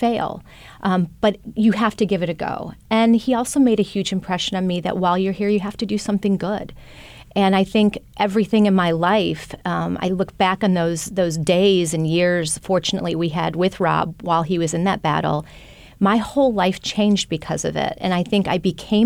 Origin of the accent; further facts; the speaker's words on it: Wisconsin, United States; moved away; I grew up in Wisconsin